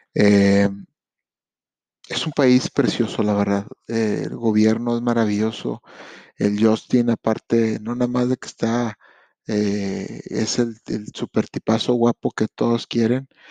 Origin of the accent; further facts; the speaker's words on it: Monterrey, Nuevo León, Mexico; moved away as an adult; also born or lived in Montreal, Canada; now in Mercier, Canada; yo vengo de Monterrey, México y me vine el 12 de enero